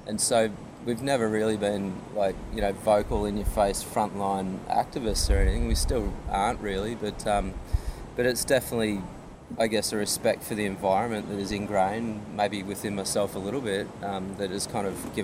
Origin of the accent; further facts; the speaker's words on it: Byron Shire, New South Wales, Australia; also born or lived in Manly; growing up in the Byron Shire